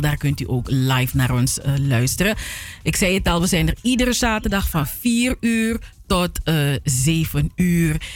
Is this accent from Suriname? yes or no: yes; Suriname; moved away; wat ik als kind had in Suriname